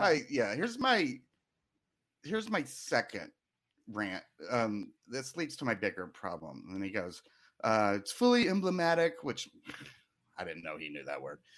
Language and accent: English; the South, United States; I grew up in the South among a lot of con, conservatives